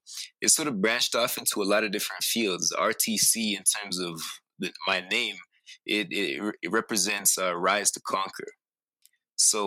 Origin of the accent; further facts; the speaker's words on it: Calgary, Alberta, Canada; also born or lived in British Columbia; I was born in Calgary, okay. Alberta